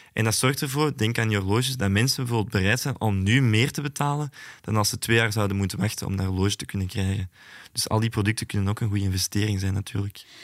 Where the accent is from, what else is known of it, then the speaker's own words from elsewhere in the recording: Antwerp, Flanders, Belgium; Ik ben zelf van Antwerpen